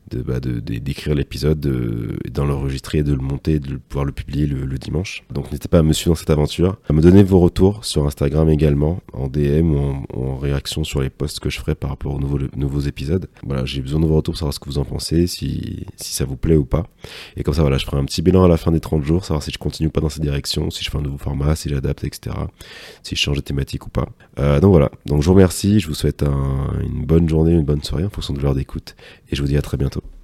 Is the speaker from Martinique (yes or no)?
yes; Martinique; moved away; ma région d'origine, la Martinique